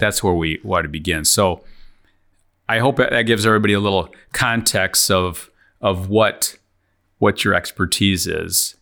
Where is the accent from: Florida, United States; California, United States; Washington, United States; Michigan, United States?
Michigan, United States; Lansing; We're from Lansing area.